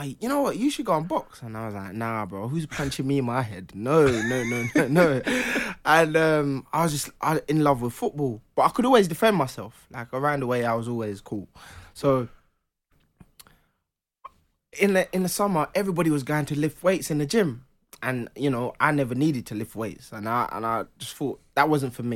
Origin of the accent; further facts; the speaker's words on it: Jamaica; moved away; I was born in Jamaica